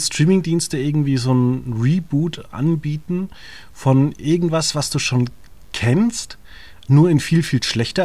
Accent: Würzburg, Bavaria, Germany; ich komme ja aus Würzburg

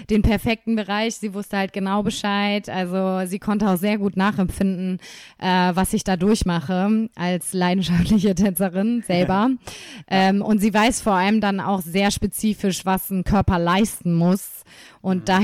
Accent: Nuremberg, Bavaria, Germany; Komme ich mal wieder in, in meine Heimat ja. zurück.

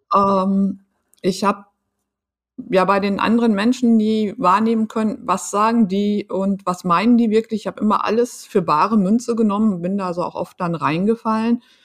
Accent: Emsland, Lower Saxony, Germany; ich bin äh, auf dem Land groß geworden, im mhm. Emsland

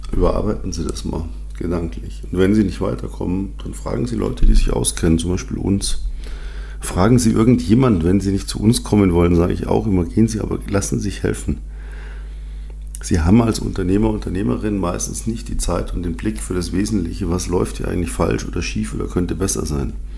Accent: Munich, Bavaria, Germany; Ich bin ja in München aufgewachsen

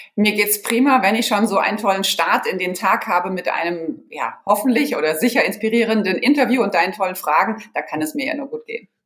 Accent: Offenbach, Hesse, Germany; also born or lived in San Pédro, Côte d'Ivoire / Marseille, France / Frankfurt; Ich bin dann in mhm. Offenbach groß geworden

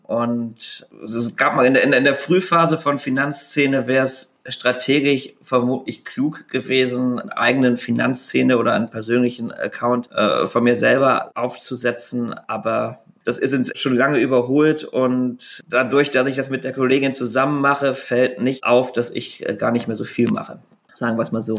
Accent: Rhineland, Germany; ich als Rheinländer natürlich auch katholisch bin

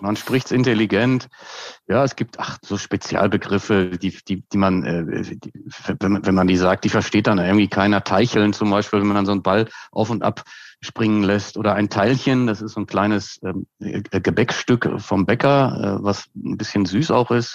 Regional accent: Hagen, North Rhine-Westphalia, Germany; now in Franconia, Germany; ich komme aus Westfalen

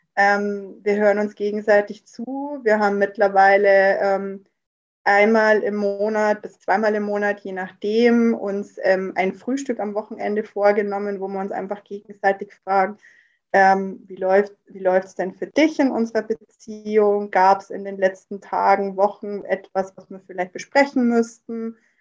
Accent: near Rosenheim, Upper Bavaria, Germany; bin aus Oberbayern, in der Nähe aus Rosenheim

